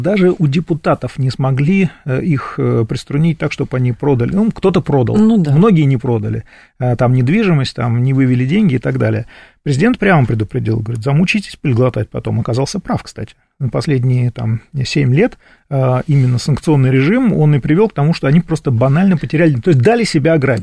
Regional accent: Moscow, Russia

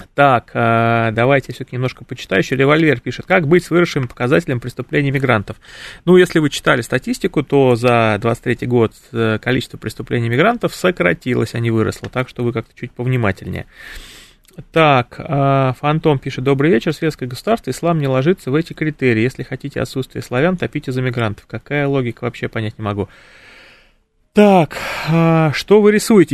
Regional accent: Ivanteyevka, Moscow Oblast, Russia; я сам родился в Антеевке

